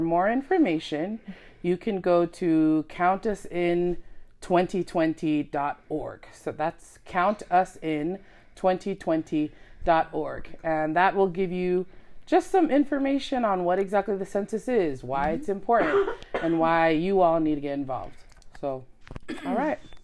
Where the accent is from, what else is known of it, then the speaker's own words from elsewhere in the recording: United States; we all were born and raised in America